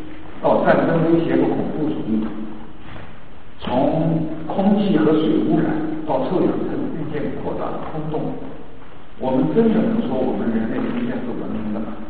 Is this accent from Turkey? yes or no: no; China; 我们中国人近代以来呢，就接受了这样的一个呃这样的一个文明概念。